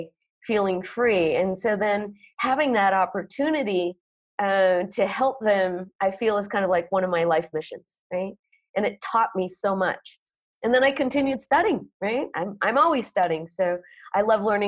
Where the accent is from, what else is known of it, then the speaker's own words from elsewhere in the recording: North Dakota, United States; now in Oaxaca, Mexico; I grew up in North Dakota